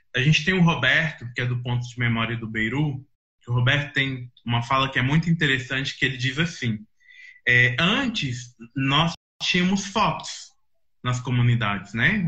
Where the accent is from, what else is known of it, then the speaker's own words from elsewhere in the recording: Belo Horizonte, Minas Gerais, Brazil; moved away as an adult; now in Brasília, Brazil; eu acho que eu venho desse lugar, né, de um lugar onde eu cresci, onde eu fui me formando ali no, no Taquaril